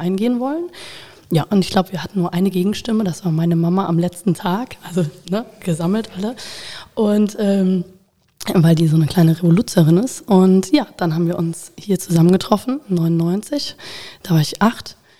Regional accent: Koblenz, Rhineland-Palatinate, Germany; also born or lived in Bonn; geboren bin ich tatsächlich in Bonn und ähm, bin mit acht Jahren nach Koblenz gekommen

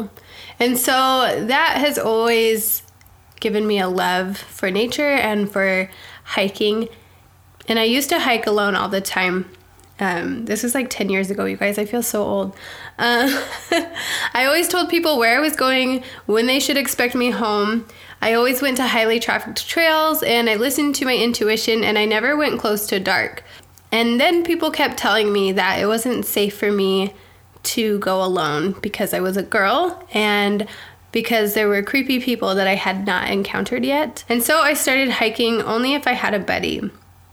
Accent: Provo, Utah, United States; moved away; I grew up in Provo

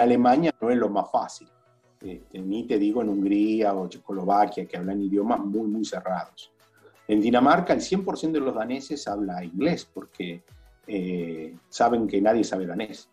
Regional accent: Buenos Aires, Argentina; moved away as an adult; also born or lived in Italy; Yo estaba viviendo en Italia, tengo casa en Italia, volví a Buenos Aires

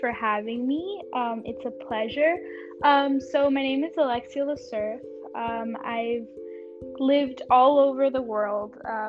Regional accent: Nashville, Tennessee, United States; English is a second language; also born or lived in Mexico; So I was born in Mexico. When I was 2, I moved to Nashville, Tennessee, and that's kind of where I learned English. And all throughout this, at home, we speak Spanish and French.

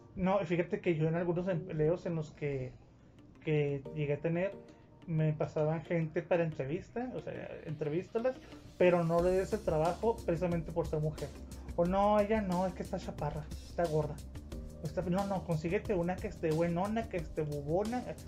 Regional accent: Ciudad Juárez, Chihuahua, Mexico; yo soy de Juárez, pero es la verdad. Aquí en Juárez, nosotros no queremos a los chilangos

